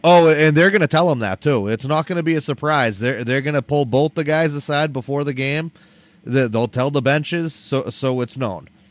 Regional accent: New Jersey, United States; I'm from Jersey

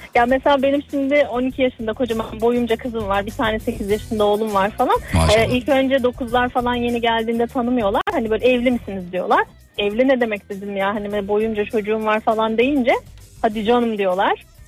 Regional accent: Sakarya, Turkey; Sakaryalıyım ben.

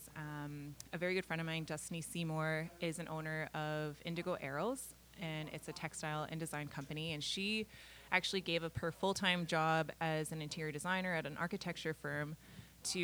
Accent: Kenora, Ontario, Canada; Kenora, which is the area that I grew up

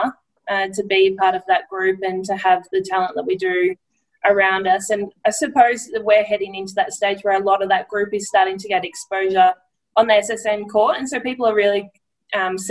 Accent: Edenhope, Victoria, Australia; growing up in Victoria

